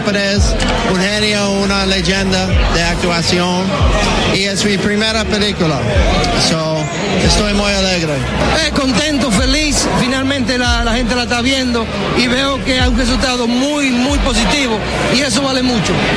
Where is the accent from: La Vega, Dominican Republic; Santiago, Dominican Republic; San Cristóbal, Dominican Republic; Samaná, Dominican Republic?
Santiago, Dominican Republic; Baitoa; moved away; siempre voy a regresar a mi pueblo a filmar películas.